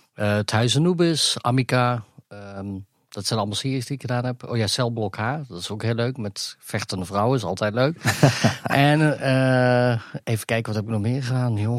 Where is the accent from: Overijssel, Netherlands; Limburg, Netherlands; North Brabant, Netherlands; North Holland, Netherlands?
North Brabant, Netherlands; Gemert; also born or lived in Africa; ik kom uit Gemert, uit Brabant